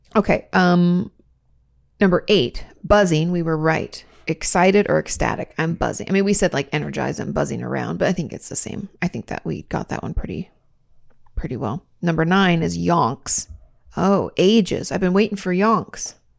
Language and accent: English; New York, United States; I grew up in New York